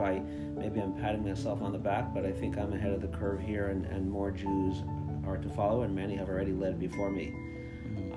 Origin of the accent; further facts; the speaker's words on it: Montreal, Quebec, Canada; I grew up in Montreal in a modern Orthodox environment.